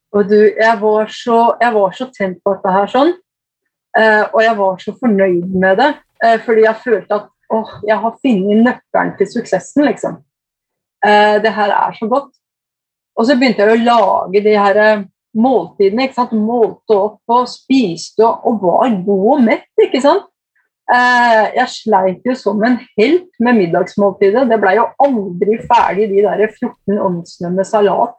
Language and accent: Norwegian; Eidsvoll, Akershus, Norway; moved away as an adult; also born or lived in Kongsvinger, Norway / Lillehammer, Norway / Brescia, Italy; now in Brescia province, Italy; jeg vokste opp på Eidsvoll Verk.